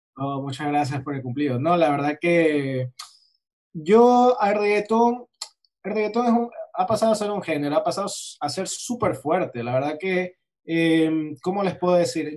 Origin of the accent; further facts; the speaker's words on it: Guayaquil, Guayas, Ecuador; Guayaquil es mi ciudad natal